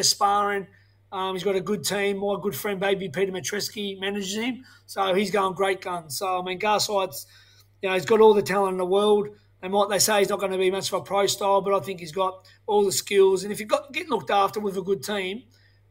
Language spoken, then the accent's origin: English; Tasmania, Australia; I'm from Tasmania where we don't even know the sport.